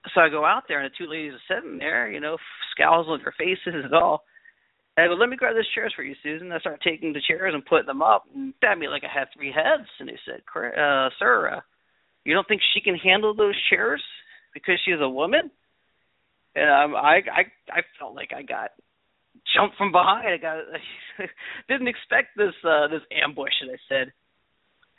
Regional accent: Baltimore, Maryland, United States; I'm from Baltimore, Maryland. I grew up in Baltimore City

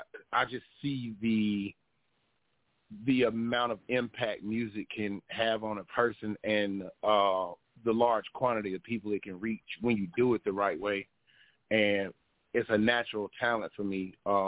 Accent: the South, United States; just because of our backgrounds, our raisings, I'm from the South

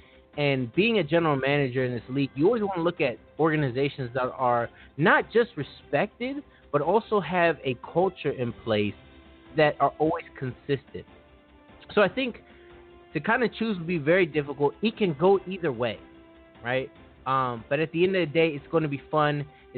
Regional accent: Maryland, United States; I'm from Maryland. You know, I live in Maryland. So Baltimore is considered my home team in that standpoint, right?

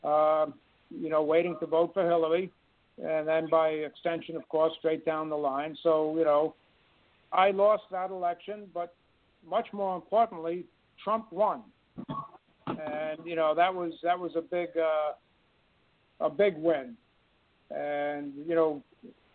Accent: New York City, New York, United States; I'm from New York City, in case the accent hasn't given it away.

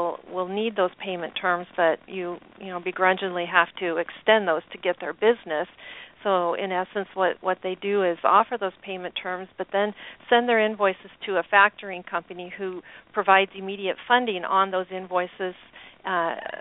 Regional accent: Portland, Oregon, United States; I'm born and raised in the Portland area, Portland, Oregon

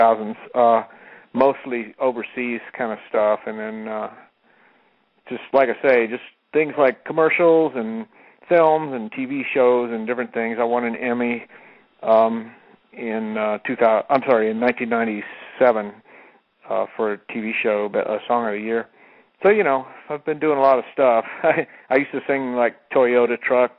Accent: Florida, United States; moved away as an adult; also born or lived in Colorado; now in California, United States; I grew up in Florida

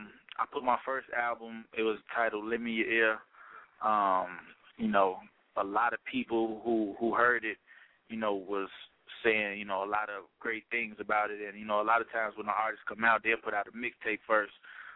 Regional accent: Chicago, Illinois, United States; When they hear me, they can't believe I'm from Chicago because I don't really have, like, a Chicago sound.

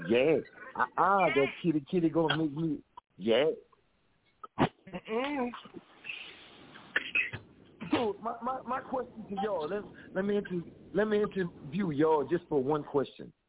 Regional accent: Lafayette, Louisiana, United States; Okay, well, I'm from Lafayette, Louisiana.

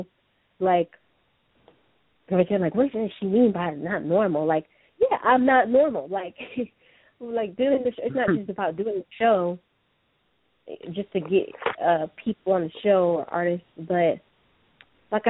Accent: Atlanta, Georgia, United States; moved away; We're originally from Atlanta

